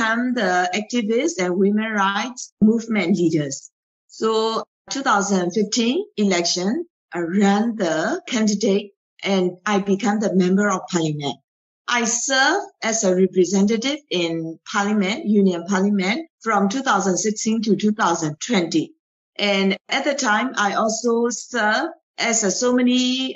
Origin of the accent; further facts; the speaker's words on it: Myanmar; I raised in Myanmar. I grew up in Myanmar